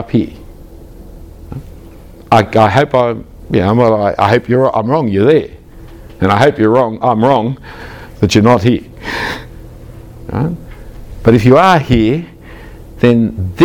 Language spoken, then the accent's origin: English; Australia; as an Australian